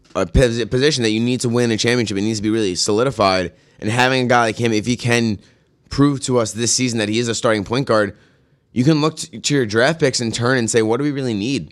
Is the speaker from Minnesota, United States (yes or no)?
no; New York, United States; as a New Yorker